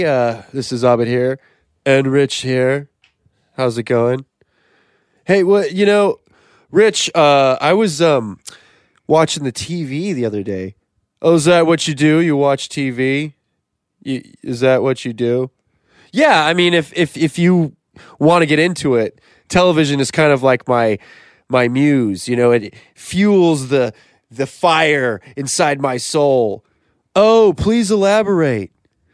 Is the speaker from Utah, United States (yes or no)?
yes; Utah, United States; And we're all from Utah.